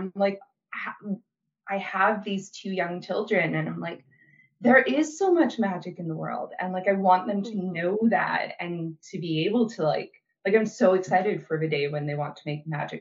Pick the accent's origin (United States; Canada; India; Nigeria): Canada; Brandon, Manitoba; moved away as an adult; moved back to Brandon, Manitoba for a boy